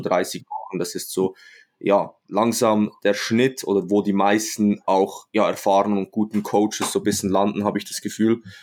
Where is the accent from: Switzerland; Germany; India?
Switzerland; Ich komme aus der Schweiz, wie man wahrscheinlich unschwer ähm, hört